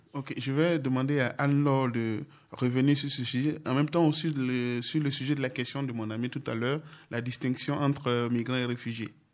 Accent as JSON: {"language": "French", "country": "Côte d’Ivoire", "moved": "as an adult", "lives_now": "France", "said": "mon pays d'origine, la Côte d'Ivoire"}